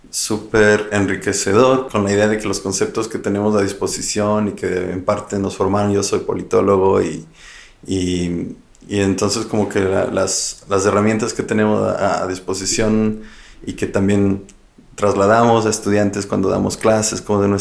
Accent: Ecuador; now in Freiburg, Germany; también yo trabajo en el mismo instituto que Alke, somos colegas de trabajo en la BI en Friburgo. Yo soy ecuatoriano, soy muy curioso por em, comprender Latinoamérica

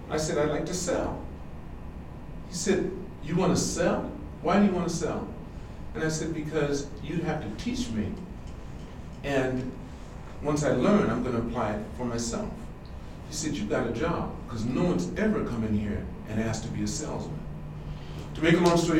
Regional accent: California, United States; moved away as an adult; now in Japan; I'm from California

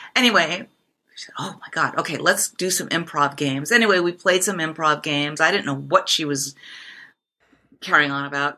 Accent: Japan; moved away as an adult; now in United States; I grew up in Japan

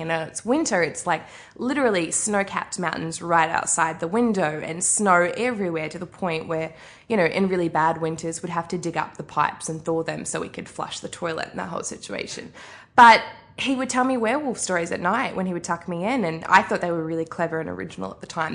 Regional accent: Arrowtown, Otago, New Zealand; moved away; also born or lived in Australia; I grew up in New Zealand, uh, which you mentioned, grew up in Arrowtown, which is basically a street, um, just outside of Queenstown

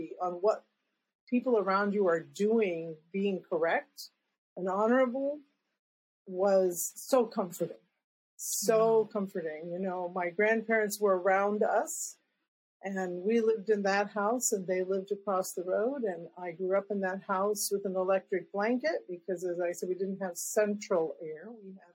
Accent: Claremore, Oklahoma, United States; I was born in 1953 in Oklahoma

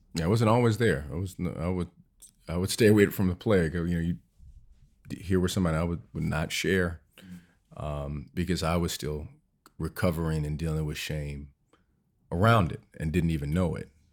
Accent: Cleveland, Ohio, United States; I grew up in Cleveland, Ohio

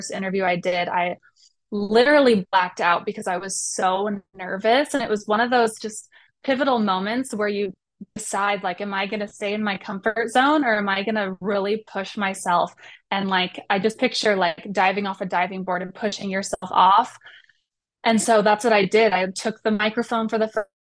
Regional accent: Colorado, United States; moved away; I grew up in Colorado, away from

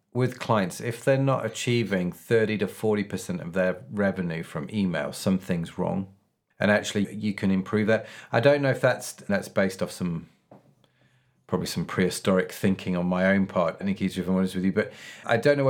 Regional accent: England, United Kingdom; We're English

